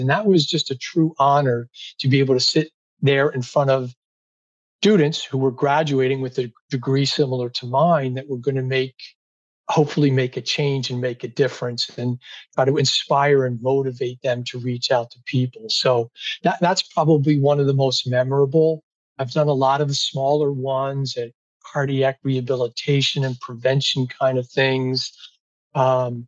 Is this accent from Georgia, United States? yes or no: no; near Atlantic City, New Jersey, United States; where I grew up in South Jersey by Atlantic City